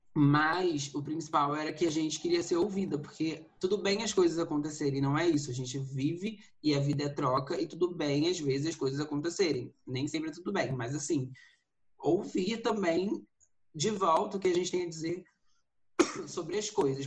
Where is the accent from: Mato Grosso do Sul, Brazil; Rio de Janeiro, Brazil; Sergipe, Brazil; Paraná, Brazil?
Rio de Janeiro, Brazil; moved away as an adult; now in São Paulo, Brazil; sou do Rio de Janeiro, me mudei aqui para São Paulo tem uns dois anos